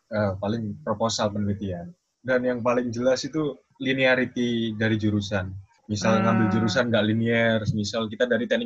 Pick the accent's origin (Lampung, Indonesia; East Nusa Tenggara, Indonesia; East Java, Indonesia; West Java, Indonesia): East Java, Indonesia; Jombang; Aku Jombang, Jawa Timur.